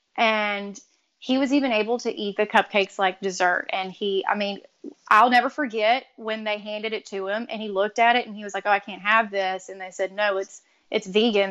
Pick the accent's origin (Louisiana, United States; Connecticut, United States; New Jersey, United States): Louisiana, United States; we're both from Louisiana